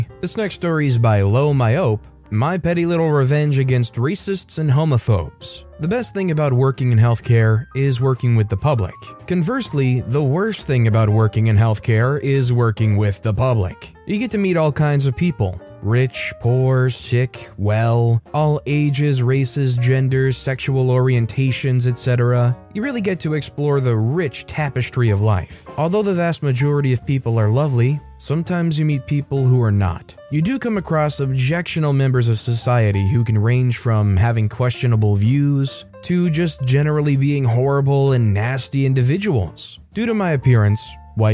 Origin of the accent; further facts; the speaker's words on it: New England, United States; I grew up in New England, long, miserable, cold winters.